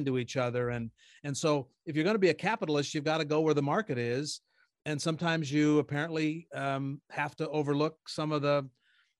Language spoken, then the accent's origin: English; United States; as an American